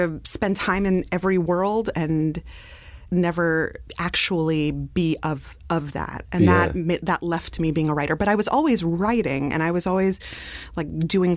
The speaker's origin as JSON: {"language": "English", "town": "New York City", "region": "New York", "country": "United States", "tie": "born or raised there", "said": "I grew up in Brooklyn."}